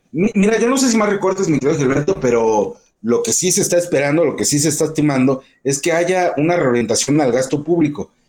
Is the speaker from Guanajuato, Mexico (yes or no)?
yes; Guanajuato, Mexico; nosotros como eh, mexicanos, como guanajuatenses